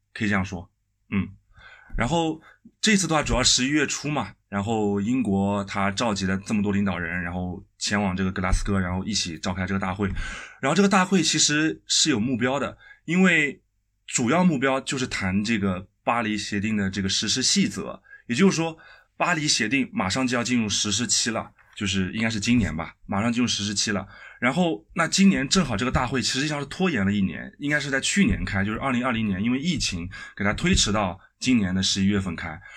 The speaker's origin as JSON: {"language": "Chinese", "country": "China", "said": "我们中国人"}